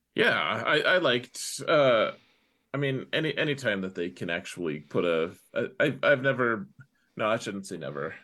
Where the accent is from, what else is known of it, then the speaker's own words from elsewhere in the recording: Wyoming, United States; I'm from Wyoming